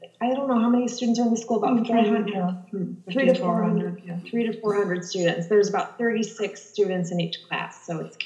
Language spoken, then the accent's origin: English; Wheaton, Illinois, United States; So I grew up in Wheaton, Illinois, not far away from here